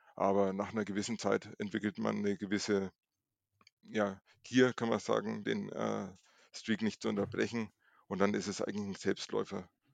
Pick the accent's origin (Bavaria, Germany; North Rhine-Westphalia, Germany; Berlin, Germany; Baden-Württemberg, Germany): Bavaria, Germany; Nuremberg; ich komme aus Nürnberg, bin 41 Jahre alt